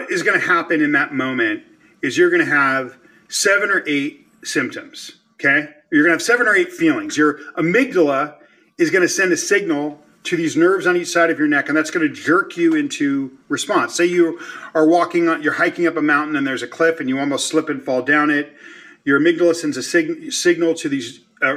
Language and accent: English; Los Angeles, California, United States; moved away; the Mexican neighborhoods where I grew up in Los Angeles